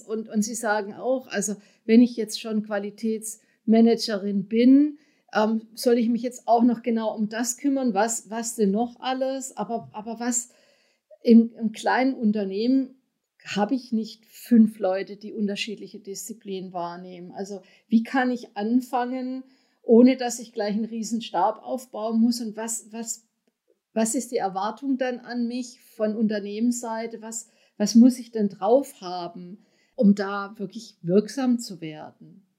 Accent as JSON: {"language": "German", "country": "Germany", "said": "wir sind als Deutsche"}